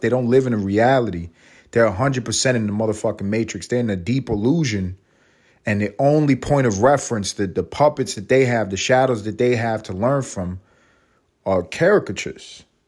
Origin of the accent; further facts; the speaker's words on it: New York City, New York, United States; moved away as an adult; now in Los Angeles, United States; I'm from Harlem.